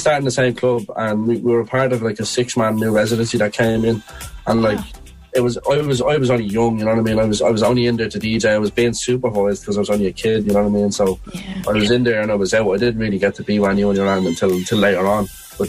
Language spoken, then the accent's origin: English; Dublin, Leinster, Ireland; And we're normal people from Dublin, just hard workers, you know.